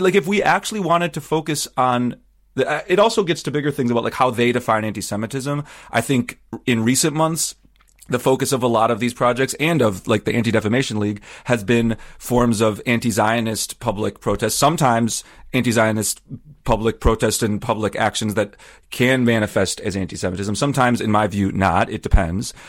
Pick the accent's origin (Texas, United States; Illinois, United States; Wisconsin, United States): Wisconsin, United States; I grew up in Wisconsin where there's lots of Lutherans